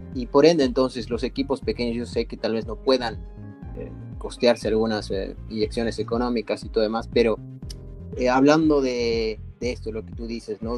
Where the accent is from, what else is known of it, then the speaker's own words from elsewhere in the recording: Bolivia; yo soy boliviano